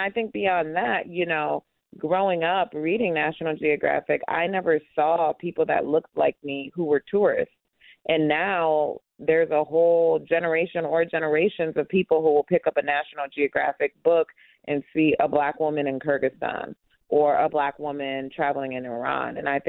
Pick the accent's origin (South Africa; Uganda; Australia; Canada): Uganda; also born or lived in United States; I'm also Ugandan, so growing up going back and forth between the U.S. and Uganda.